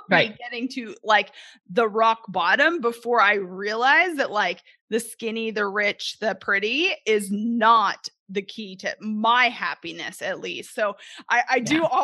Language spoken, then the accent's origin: English; Canada; moved away as an adult; now in Arkansas, United States; I'm originally from Canada